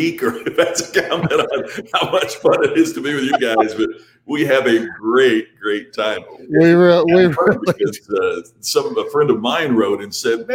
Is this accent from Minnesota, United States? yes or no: no; Crothersville, Indiana, United States; also born or lived in Seymour, Indiana; now in Las Vegas, United States; I'm from Crothersville, Indiana. It's about 1,500 people. My folks owned the one grocery store at the time. In Crothersville, and we lived on a farm. So I kind of grew up both working a little on the farm